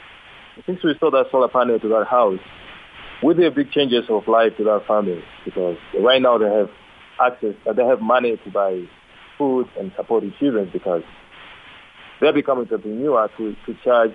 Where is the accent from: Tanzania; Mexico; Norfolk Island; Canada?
Tanzania; Lushoto, Tanga Region; now in Dar es Salaam, Tanzania; I'm from Lushoto, Tanga, but currently I live in Dar es Salaam, the capital city of Tanzania.